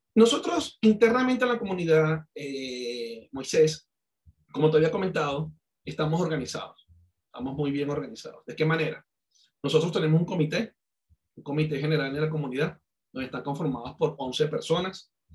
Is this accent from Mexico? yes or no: no; Venezuela; accent: Venezuelan; moved away as an adult; also born or lived in Cali, Colombia; now in Colombia; Yo, yo nací en Colombia, yo soy caleño, soy colombiano. Yo de muy pequeño me fui para Venezuela, viví treinta y seis años en Venezuela. Por eso de, mucha gente me, me compara con el acento y con mi, mi forma de ser como venezolano